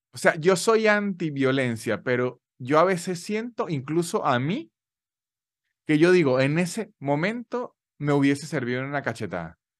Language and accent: Spanish; San Cristóbal, Táchira, Venezuela; now in Argentina; Y yo soy muy de los Andes.